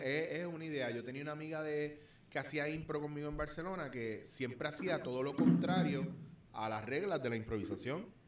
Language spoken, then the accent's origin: Spanish; Puerto Rico; como boricua